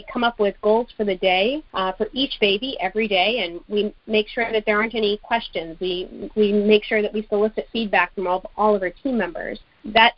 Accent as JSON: {"language": "English", "country": "United States", "tie": "born or raised there", "also_born_or_lived": "Kerala, India", "said": "my American upbringing in school here"}